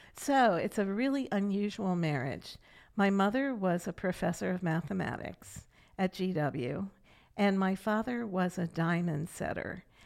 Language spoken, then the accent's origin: English; Catonsville, Maryland, United States; also born or lived in Silver Spring, Maryland; I grew up in Catonsville, Maryland until I was 12 and then we moved to Silver Spring